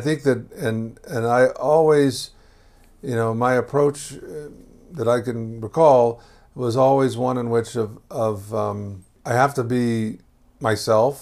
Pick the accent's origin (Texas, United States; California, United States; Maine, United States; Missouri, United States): Texas, United States; Houston; moved away; also born or lived in Boston / Jerusalem; I grew up in Texas